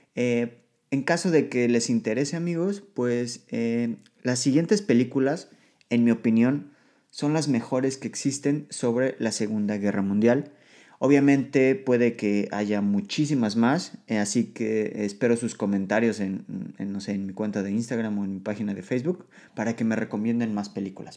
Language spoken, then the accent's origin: Spanish; Mexico; moved away as an adult; now in Poland